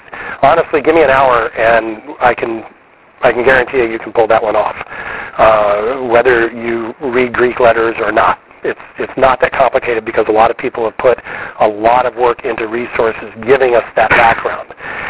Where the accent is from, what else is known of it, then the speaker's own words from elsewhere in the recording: Wiesbaden, Hesse, Germany; born there; I was born in Wiesbaden, Germany, also Air Force